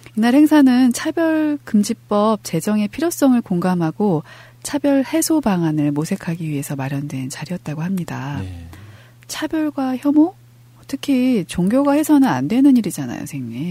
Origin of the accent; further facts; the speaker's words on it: Incheon, South Korea; 인천교구 정말 인천 사람으로서